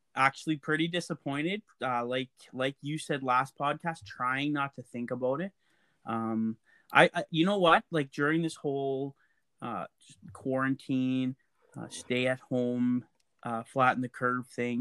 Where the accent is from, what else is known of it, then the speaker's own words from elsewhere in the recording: Lac La Biche, Alberta, Canada; I grew up, I would say I grew up in Laclabisque, and we actually had an acreage.